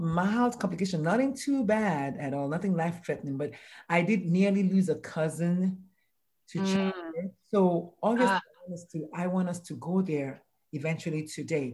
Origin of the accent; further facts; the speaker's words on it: Nigeria; I'm Nigerian